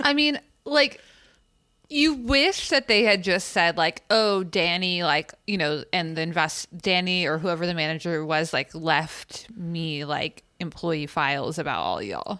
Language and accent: English; California, United States; we're from California